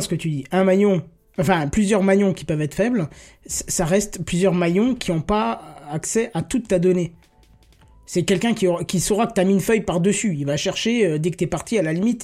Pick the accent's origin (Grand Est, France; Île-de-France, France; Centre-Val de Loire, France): Grand Est, France; je viens du Grand Est